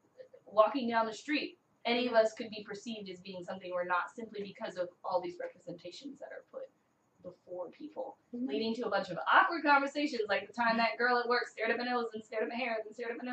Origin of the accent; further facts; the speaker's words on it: Virginia, United States; Growing up in Virginia